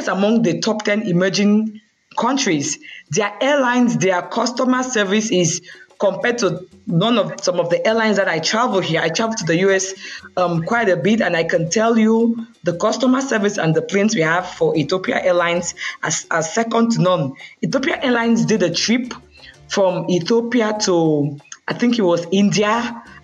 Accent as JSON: {"language": "English", "town": "Bamenda", "region": "Northwest Region", "country": "Cameroon", "also_born_or_lived": "Yaoundé, Cameroon", "moved": "as an adult", "lives_now": "Canada", "said": "from where I am, from Bamenda, the culture there is like tradition mixed with the English"}